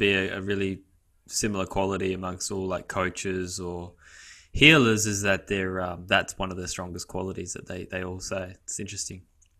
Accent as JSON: {"language": "English", "country": "Canada", "said": "today I'm with my fellow Canadian brother, Mr. Greg Biggs."}